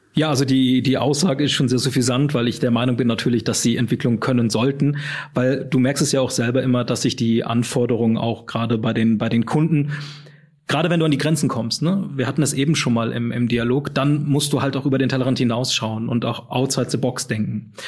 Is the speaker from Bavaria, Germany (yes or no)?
no; Düsseldorf, North Rhine-Westphalia, Germany; Wobei ich aus dem richtigen Rheinland komme, nämlich aus Düsseldorf.